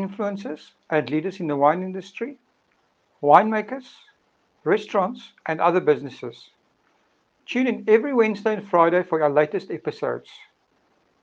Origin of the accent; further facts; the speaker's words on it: Western Cape, South Africa; I'm from the Cape